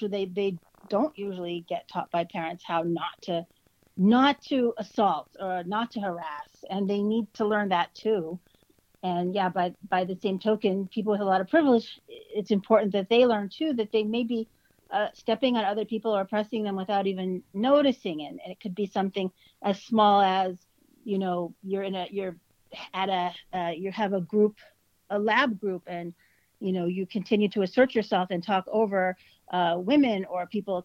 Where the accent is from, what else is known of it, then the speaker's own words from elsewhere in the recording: United States; moved away as an adult; also born or lived in Connecticut; now in Ottawa, Canada; I'm an American, so I only speak English